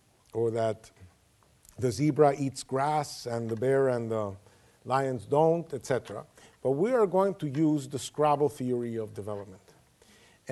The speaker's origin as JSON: {"language": "English", "country": "Venezuela", "said": "I come from Venezuela."}